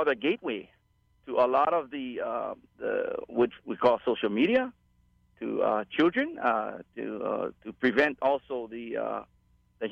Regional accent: Hawaii, United States; I'm from the Aloha State

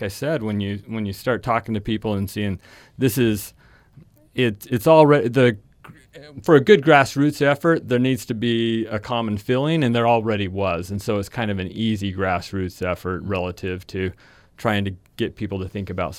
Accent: Logan, Utah, United States; born there; Well, you know, I was born in Logan and then moved away, but my grandparents were here

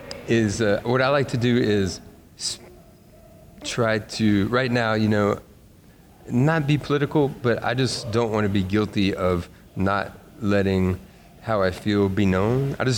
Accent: Hernando, Mississippi, United States; also born or lived in Memphis, Tennessee; growing up in North Mississippi, this little town called Hernando

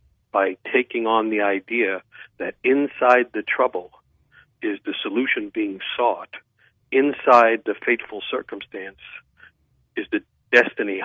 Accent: New York City, New York, United States; I grew up in New York City

